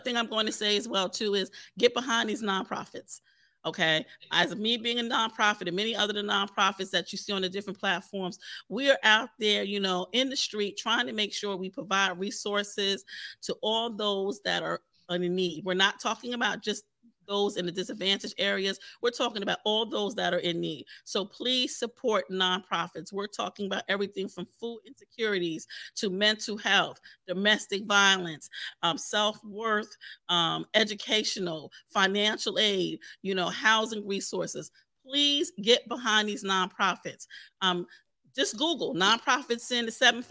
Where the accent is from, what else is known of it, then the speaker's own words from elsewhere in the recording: New York City, New York, United States; my brothers that I grew up with in the Park Hill section of Staten Island